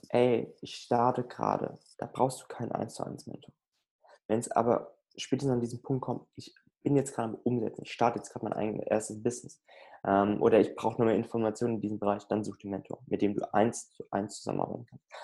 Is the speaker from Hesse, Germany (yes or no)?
yes; Frankfurt, Hesse, Germany; da kann ich nicht, also ich komme aus Frankfurt, da kann ich jetzt nicht jeden Tag mal so drei Stunden rüberfahren